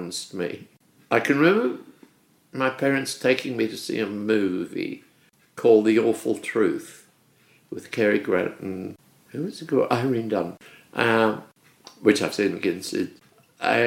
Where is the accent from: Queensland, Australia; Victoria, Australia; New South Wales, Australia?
Victoria, Australia; Melbourne; moved away as an adult; also born or lived in Sydney; I was born in Melbourne. I'd never left Melbourne until I went off on this tour.